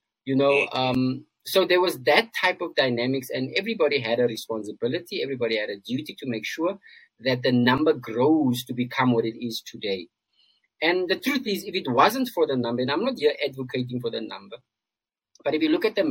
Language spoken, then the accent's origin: English; South Africa; as South Africans, we live in this bubble. And I'm speaking from a point of being a South African myself.